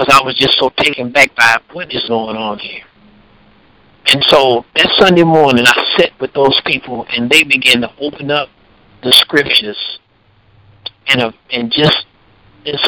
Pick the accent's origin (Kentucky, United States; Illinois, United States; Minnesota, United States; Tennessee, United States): Tennessee, United States; Paris; the congregation began to grow in Paris, in my hometown